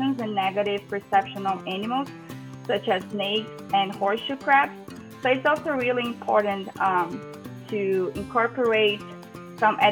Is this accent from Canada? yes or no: no; Brazil; moved away as an adult; also born or lived in Ceará / Georgia, United States; now in United States; I'm originally from Brazil, and I completed my undergrad in environmental sciences at Federal University of Ceará